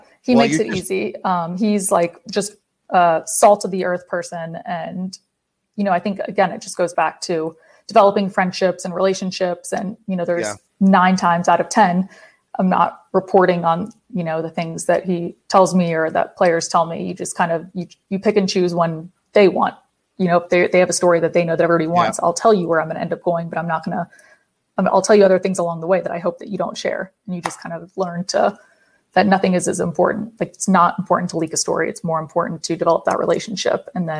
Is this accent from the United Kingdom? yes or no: no; Atlanta, Georgia, United States; I'm originally from Atlanta. So I obviously like going to Atlanta because I'm able to see my family.